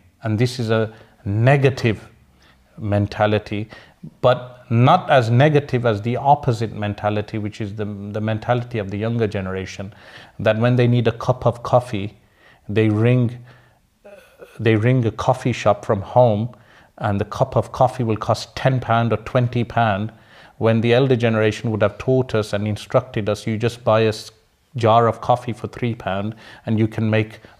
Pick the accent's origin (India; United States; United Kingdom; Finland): United Kingdom; Sparkbrook, West Midlands; I know political correctness would be against that term, but I'm from Sparkbrook, we use those terms.